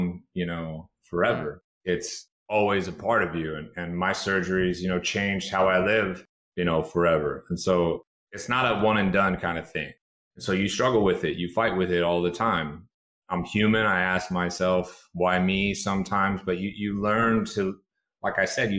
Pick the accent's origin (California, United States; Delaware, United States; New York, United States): California, United States; Chico; I spent time in my hometown hospital, Chico, California.